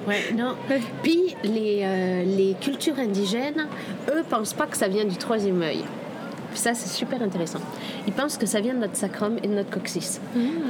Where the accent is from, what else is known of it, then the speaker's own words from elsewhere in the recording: Indonesia; moved away; J'ai passé toute mon enfance en Indonésie